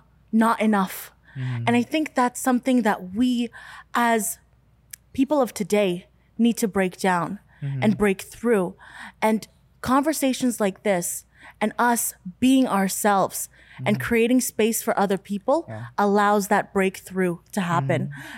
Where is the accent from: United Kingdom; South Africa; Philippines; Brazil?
Philippines; And I think we as Filipino people do that because we care so much.